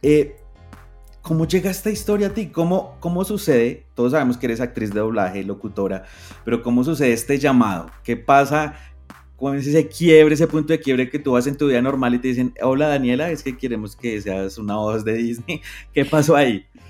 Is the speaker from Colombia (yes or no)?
yes; Colombia; como colombiano me siento muy orgulloso